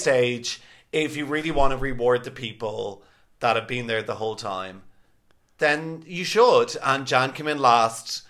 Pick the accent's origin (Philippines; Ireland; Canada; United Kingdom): Ireland; we were the typical Irish people getting off the flight